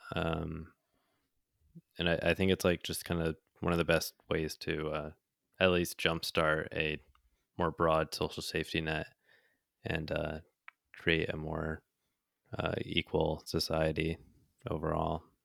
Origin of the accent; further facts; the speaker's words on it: United States; accent: American; I was American